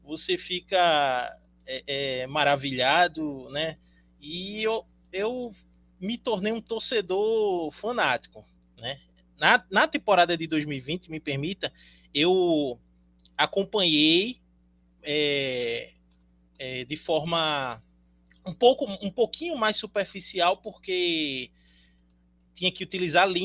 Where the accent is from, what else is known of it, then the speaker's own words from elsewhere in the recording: Pernambuco, Brazil; Eu sou, eu sou advogado, eu sou daqui de Pernambuco